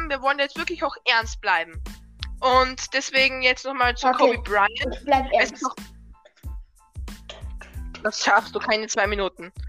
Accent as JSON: {"language": "German", "region": "Lower Austria", "country": "Austria", "accent": "Lower Austrian", "said": "Vielleicht ein bisschen niederösterreichisch."}